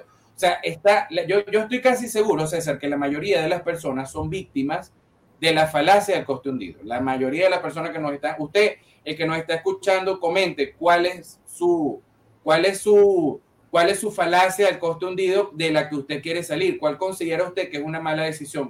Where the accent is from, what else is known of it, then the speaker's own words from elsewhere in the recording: Venezuela; yo no salí de Venezuela